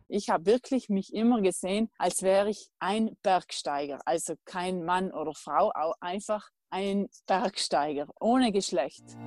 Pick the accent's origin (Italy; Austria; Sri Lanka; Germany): Italy; South Tyrol, Trentino-Alto Adige; meiner Heimat Südtirol